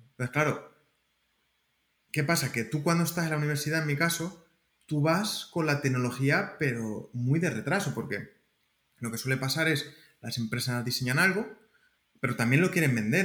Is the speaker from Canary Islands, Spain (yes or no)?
no; Alcázar de San Juan, Castilla-La Mancha, Spain; moved away as an adult; also born or lived in Albacete, Spain; now in Santa Clara, United States; yo vengo de, Castilla-La Mancha, soy de Alcázar de San Juan